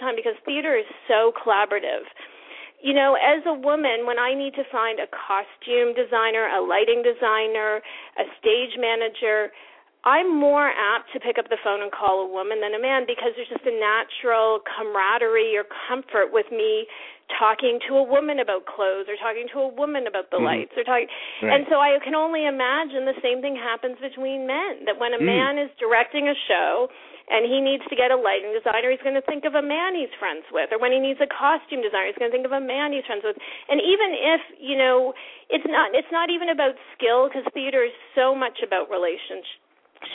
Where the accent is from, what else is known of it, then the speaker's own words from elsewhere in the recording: New Brunswick, Canada; moved away as an adult; also born or lived in Israel; now in New York, United States; I'm from New Brunswick. I'm from the East Coast